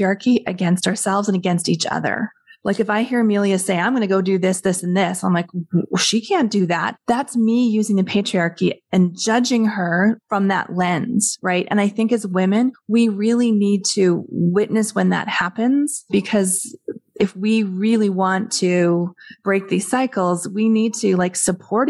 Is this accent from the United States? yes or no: no; Western Canada, Canada; I'm from Western Canada